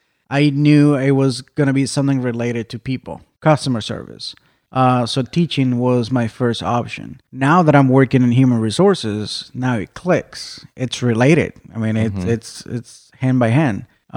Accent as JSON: {"language": "English", "country": "Mexico", "tie": "born or raised there", "moved": "yes", "lives_now": "Arizona, United States", "said": "I was born in Mexico."}